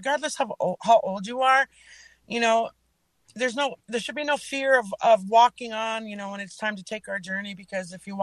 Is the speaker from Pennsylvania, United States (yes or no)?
no; Leech Lake, Minnesota, United States; from Leech Lake